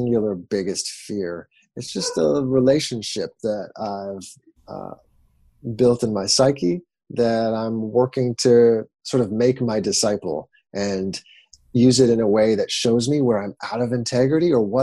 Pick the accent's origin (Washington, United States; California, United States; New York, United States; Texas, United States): Washington, United States; about 40 minutes east of Seattle; now in San Diego, United States; I grew up in the best place in the world, in the northwest of the United States, about 40 minutes east of the city of Seattle